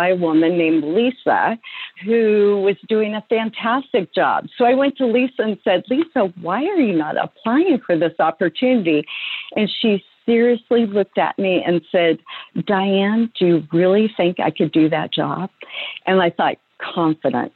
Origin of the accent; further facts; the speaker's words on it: Oregon, United States; I'm a farm girl from Oregon, and I was just blessed to be raised by believing parents